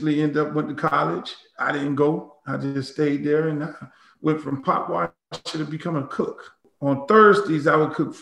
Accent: Miami, Florida, United States; growing up in Miami, you know, when you're half Jamaican and you're half Bahamian

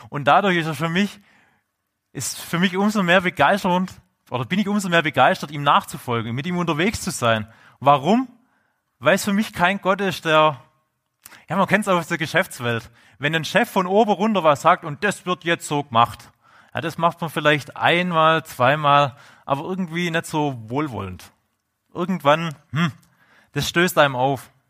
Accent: Swabia, Germany; accent: Swabian; man hört es ja bei meinem Dialekt, ich bin ja Urschwab.

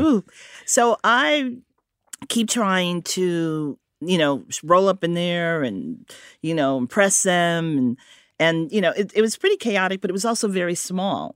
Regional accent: Connecticut, United States; also born or lived in Harlem, New York; I was born in Connecticut, but I grew up between Connecticut and Harlem

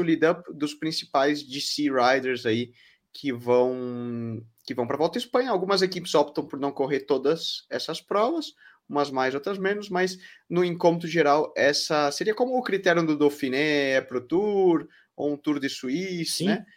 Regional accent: Brazil; now in Valencia, Spain; como brasileiro

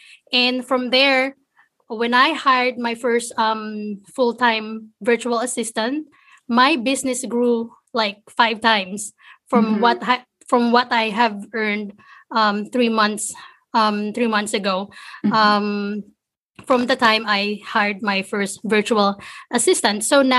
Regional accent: Philippines; English is a second language; moved away as an adult; now in United States; I was born and raised in the Philippines. A couple of years ago, I moved to the States. So I'm brand new here in the States

